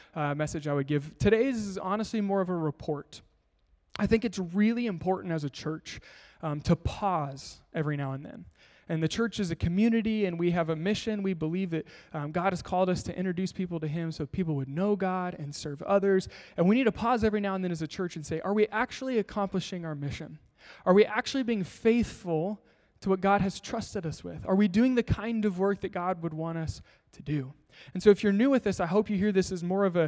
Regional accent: Kansas, United States; moved away; I'm from Kansas.

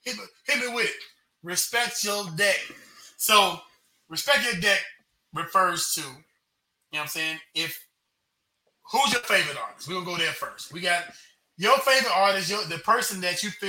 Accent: United States; As a non-Jamaican, as an American

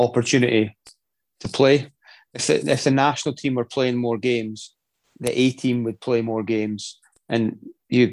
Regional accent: Scotland, United Kingdom

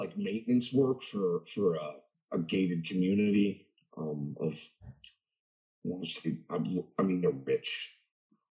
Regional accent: New York City, New York, United States; now in upstate New York, United States; I'm originally from Brooklyn.

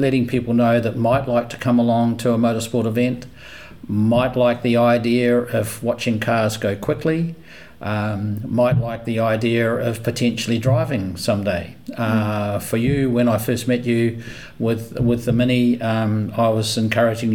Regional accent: New Zealand; moved away as an adult; also born or lived in Queensland, Australia; now in Brisbane, Australia; when I came to Australia, and I'm from New Zealand, when I came to Australia 11, 12 years ago

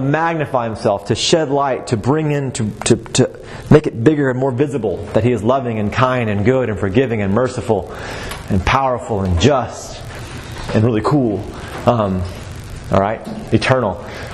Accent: Waco, Texas, United States; also born or lived in Augusta, Georgia; I'm from Waco, Texas. And I'm a proud Texan, through and through.

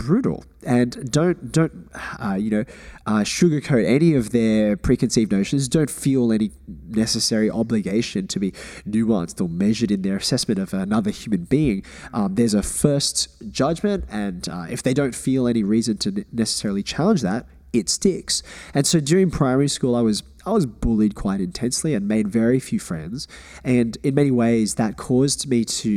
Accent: Australia; Growing up, personally, my immediate family, we always thought about ourselves as Australian

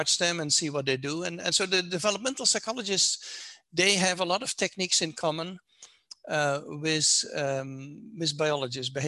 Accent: Netherlands; now in United States; I'm not American, I'm from the Netherlands

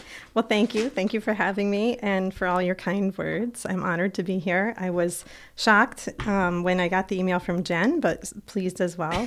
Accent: Plattsburgh, New York, United States; also born or lived in Cuernavaca, Mexico; I'm from Plattsburgh

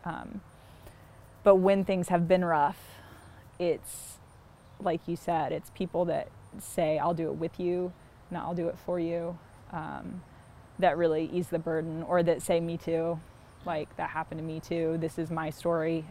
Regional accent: Columbia, South Carolina, United States; moved away as an adult; also born or lived in Charleston, South Carolina / Minneapolis, Minnesota; now in Fort Wayne, United States; I'm from Columbia, South Carolina, which is real far from here

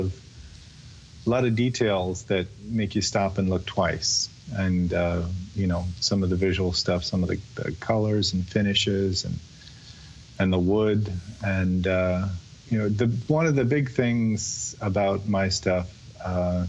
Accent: Chicago, Illinois, United States; now in Winston-Salem, United States; I grew up in Chicago, south side of Chicago.

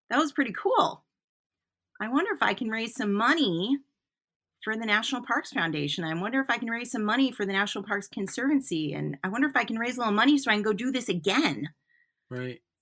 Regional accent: Newport, Vermont, United States; I call myself I'm a traveling artist, and you know I'm from Newport, Vermont. Newport, Vermont's where my home is, my house is.

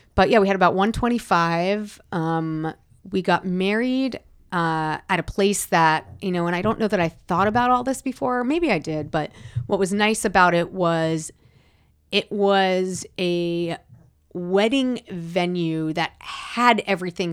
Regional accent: Rockland County, New York, United States; now in California, United States; growing up in New York

